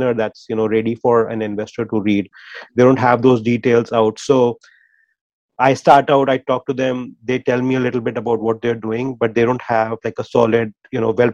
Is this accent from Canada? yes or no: no; India; moved away; our experience growing up in India